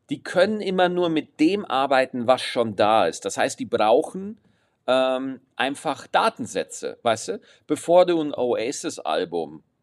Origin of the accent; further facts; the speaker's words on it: Aschaffenburg, Bavaria, Germany; Ich bin aus Aschaffenburg, das hatte ich auch noch diese Woche, bin ich zurückgefahren